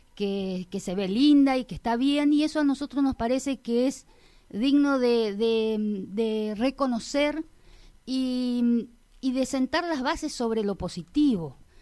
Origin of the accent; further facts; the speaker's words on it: Colonia Liebig, Corrientes, Argentina; porque quiero mi pueblo, porque porque me desarrollé en él, porque toda mi, vida transcurrió eh, a través de la, de la vivencia en un pueblito que está creciendo